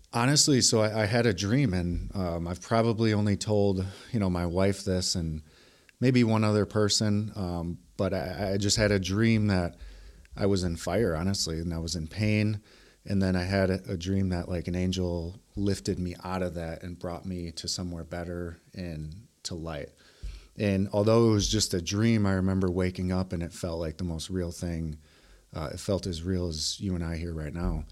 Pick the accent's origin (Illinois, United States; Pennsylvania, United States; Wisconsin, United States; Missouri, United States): Wisconsin, United States; Milwaukee; I was raised here in Milwaukee, um, on the South Side